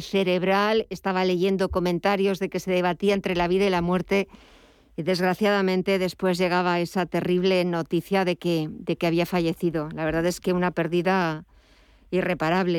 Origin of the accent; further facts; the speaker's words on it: Madrid, Community of Madrid, Spain; Yo soy de aquí, soy del Madrid